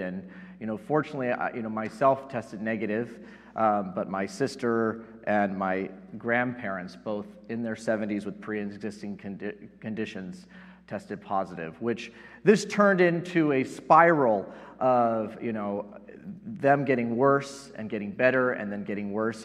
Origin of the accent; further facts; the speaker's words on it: Yorba Linda, California, United States; also born or lived in Placentia, California; I grew up in Southern California and uh, spent uh, most of my childhood and high school years here in Placentia, living in Yorba Linda